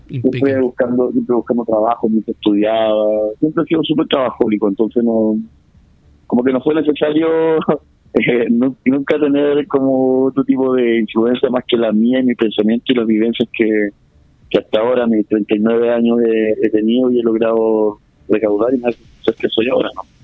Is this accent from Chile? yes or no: yes; Chile; somos los chilenos